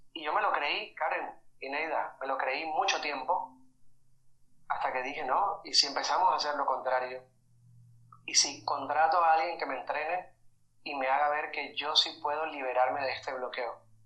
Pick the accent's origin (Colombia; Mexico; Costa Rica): Colombia; Caribbean coast of Colombia; yo soy de Colombia, de la costa de Colombia, y es una región en la que por todo lado encuentras ese, esa apología al sexo.